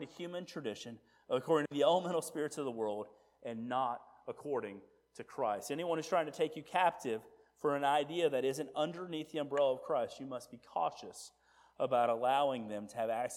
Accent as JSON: {"language": "English", "country": "United States", "said": "I'm an American"}